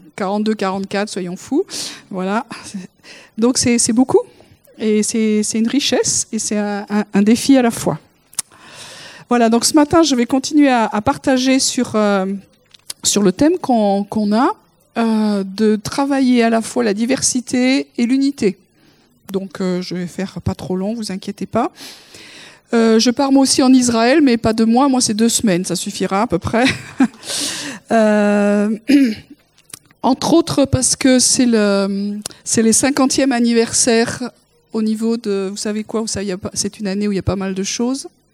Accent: the South, southern France, France; je suis du Sud. J'ai été élevée comme ça

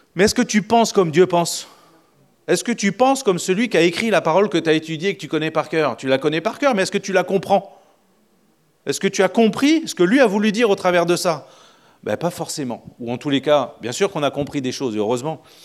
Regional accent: France; On est français

